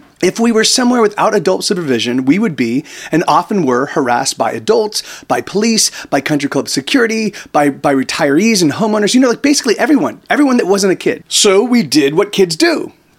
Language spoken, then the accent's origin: English; Palm Desert, California, United States; my hometown of Palm Desert.